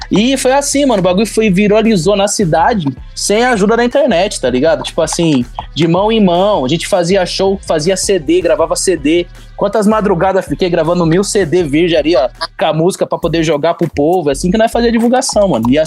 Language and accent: Portuguese; São Vicente, São Paulo, Brazil; born there; now in São João da Boa Vista, Brazil; Eu moro em São João da Boa Vista, nasci na Baixada Santista em São Vicente, tá ligado? Morei em São Paulo, na cidade de Tiradentes